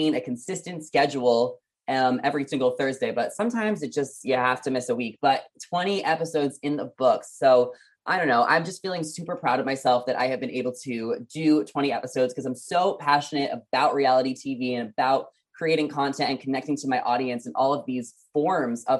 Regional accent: New York, United States; moved away as an adult; also born or lived in New Jersey; now in California, United States; Obviously, I grew up in New York. I moved to California 2 years ago

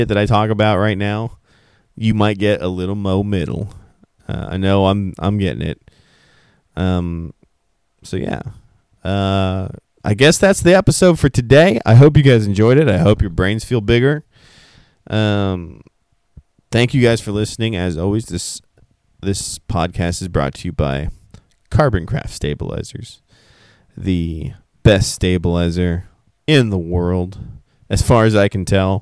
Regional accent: United States; I'm an American

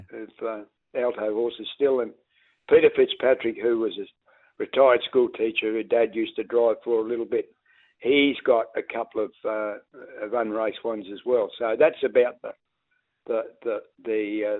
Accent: Avenue Range, South Australia, Australia; moved away; also born or lived in Eddington, Victoria; in 1966, we moved from Avenue Range

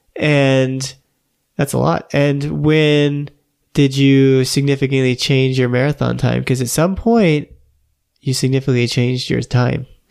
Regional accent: Florida, United States; also born or lived in New York / Los Angeles; I grew up in Florida.

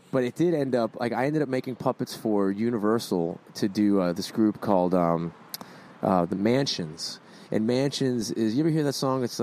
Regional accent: Boston, Massachusetts, United States; accent: Boston; My Boston accent isn't as strong as it used to be because of all the talking I've had to do.

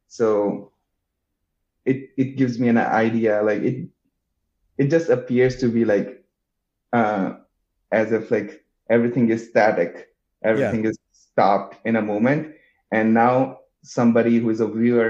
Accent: India; moved away as an adult; also born or lived in Madison, Wisconsin; now in New York, United States; I grew up in India, and I'm a painter.

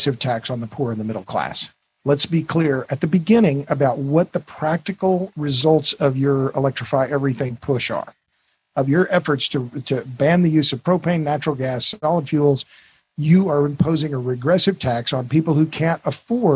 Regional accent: Tulsa, Oklahoma, United States; I'm from Oklahoma. Tulsa's my hometown.

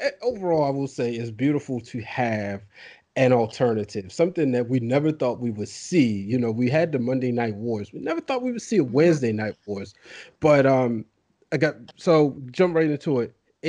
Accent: United States; I'm from Baltimore, D.C.

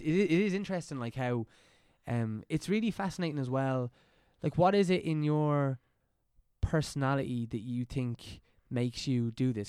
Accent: County Meath, Leinster, Ireland; I'm from County Meath

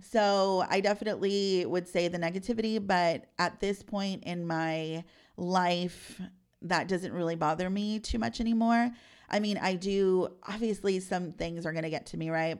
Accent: San Antonio, Texas, United States; I'm a South Side girl

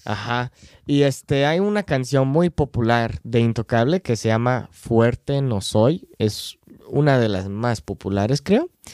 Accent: United States; Spanish is a second language; soy gringo

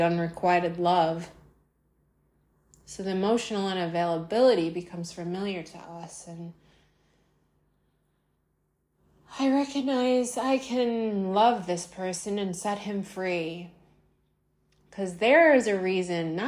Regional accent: United States; I'm American

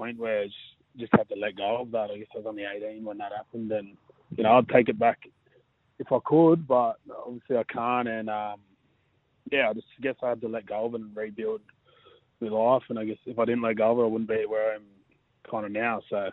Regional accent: Blacktown, New South Wales, Australia; now in Manly, Australia; I was born and raised out there

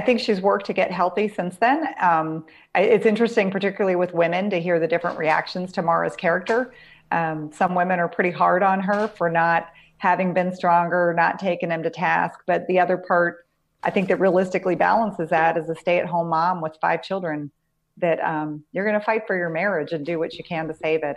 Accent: Pennsylvania, United States; I grew up in Pennsylvania

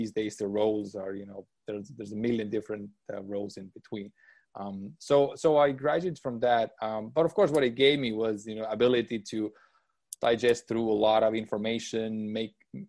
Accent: Estonia; moved away as an adult; also born or lived in United States; I was born and raised in Estonia

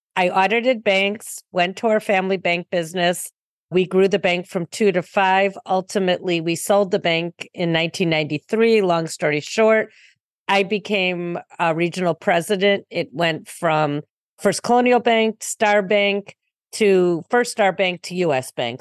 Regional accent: Highland Park, Illinois, United States; I grew up in a north suburb in Highland Park

